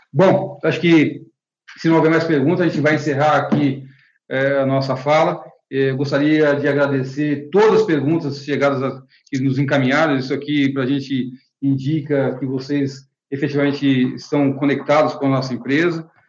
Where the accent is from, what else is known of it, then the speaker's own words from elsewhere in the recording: Brazil; como brasileiros